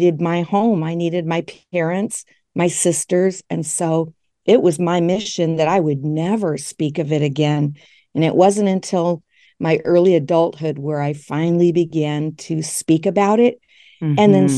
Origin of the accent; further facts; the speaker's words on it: Grand Rapids, Michigan, United States; I'm still in West Michigan. I grew up here in West Michigan in a very conservative and religious community called Grand Rapids.